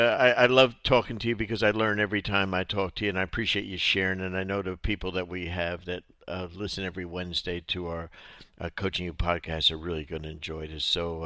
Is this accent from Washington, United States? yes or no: no; New Jersey, United States; I'm from Jersey.